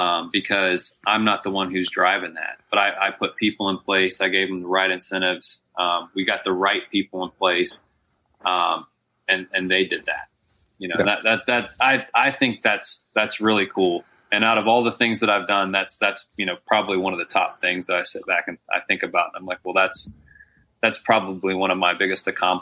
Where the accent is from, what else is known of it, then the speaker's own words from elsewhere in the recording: Texas, United States; In East Texas.